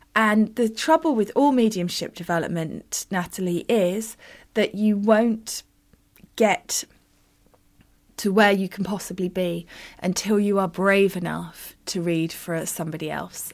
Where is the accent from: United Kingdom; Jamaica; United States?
United Kingdom; I'm very British